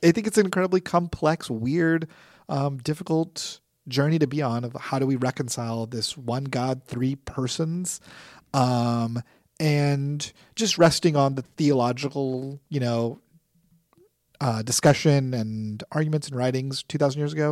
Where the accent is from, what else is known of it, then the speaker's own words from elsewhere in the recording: San Antonio, Texas, United States; I'm from San Antonio